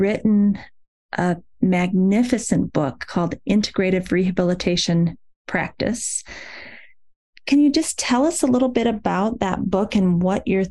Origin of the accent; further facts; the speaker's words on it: Waverly, Iowa, United States; I'm from Waverly, Iowa.